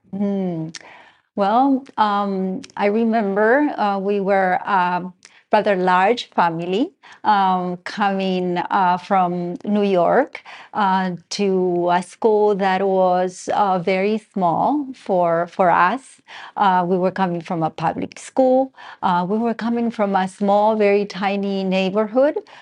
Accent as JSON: {"language": "English", "country": "Argentina", "moved": "yes", "said": "I have a little bit of an accent. I am originally from Argentina"}